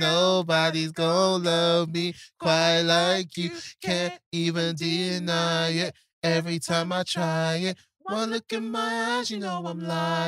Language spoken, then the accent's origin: English; London, United Kingdom; when you're born and bred in Peckham